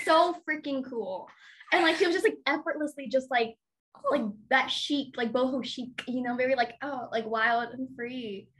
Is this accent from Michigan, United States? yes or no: no; Dallas, Texas, United States; moved away; Yeah, so I'm originally from Dallas, Texas.